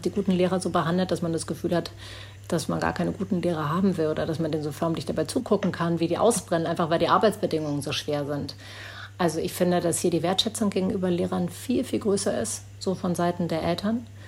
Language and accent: German; Berlin, Germany; moved away as an adult; now in New Zealand; Das ist meine Heimat, da bin ich aufgewachsen